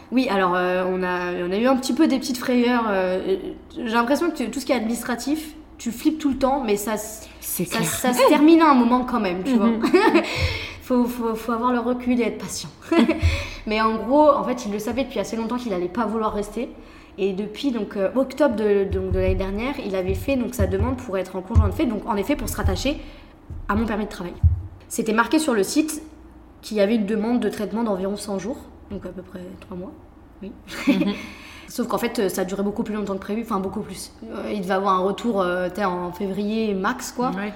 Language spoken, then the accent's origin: French; France; moved away; also born or lived in Taiwan; en tant que Français, on est beaucoup plus direct